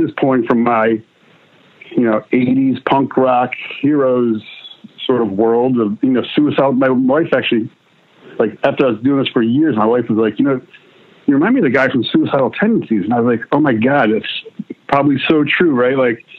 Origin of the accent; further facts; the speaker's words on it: New Jersey, United States; also born or lived in Netherlands; I was actually born in Holland, but, I was raised in New Jersey from the time I was one, all the way through college, really.